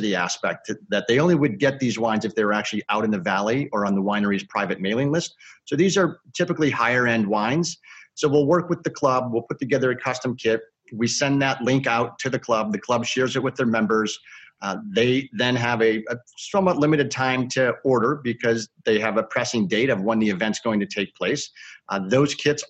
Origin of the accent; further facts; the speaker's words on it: Chicago, Illinois, United States; I've lived in Chicago all my life